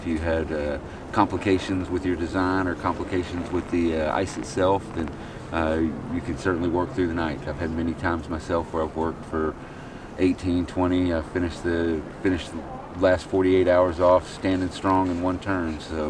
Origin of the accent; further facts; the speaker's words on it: Dallas, Texas, United States; Dallas, Texas.